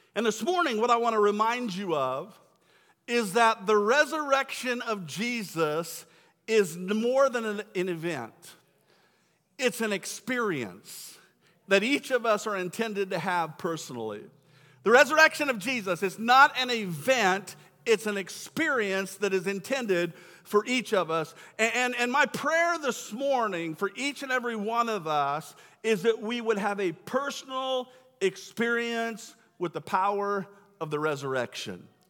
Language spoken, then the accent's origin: English; Kearney, Nebraska, United States; I grew up in Nebraska just up the road in Kearney.